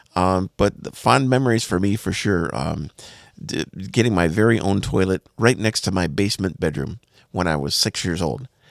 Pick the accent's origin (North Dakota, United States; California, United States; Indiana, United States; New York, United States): North Dakota, United States; Bismarck; the house I grew up in in Bismarck, North Dakota